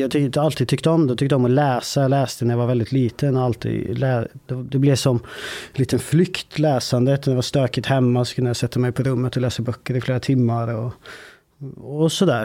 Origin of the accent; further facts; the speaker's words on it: Vålberg, Värmland, Sweden; det är ett eh, ort som heter Vålberg. Ganska liten ort, 3000 invånare kanske. Där växte jag upp